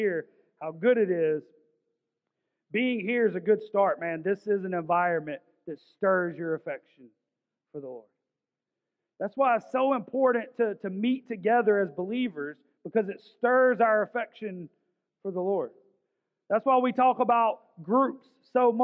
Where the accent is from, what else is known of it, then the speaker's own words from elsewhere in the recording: Augusta, Georgia, United States; I grew up in South Augusta